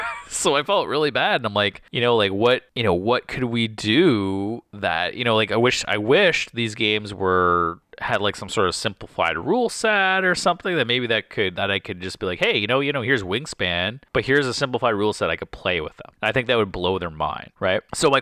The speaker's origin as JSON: {"language": "English", "town": "Windsor", "region": "Ontario", "country": "Canada", "said": "Yeah, so we're from Windsor, Ontario, and if you drive 3 hours, you can go to Frankenmuth, Michigan."}